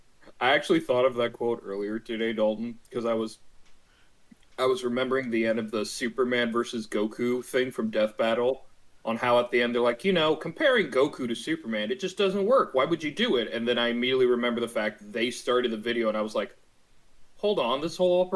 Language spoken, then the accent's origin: English; Canada; Now, since I'm Canadian, I'm legally obligated to be ignorant and white.